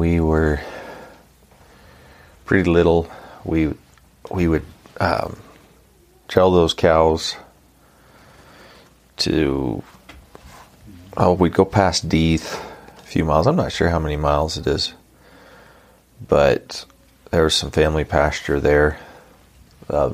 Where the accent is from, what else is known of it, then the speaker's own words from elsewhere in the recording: Elko County, Nevada, United States; also born or lived in Utah; I grew up in Elko County, Nevada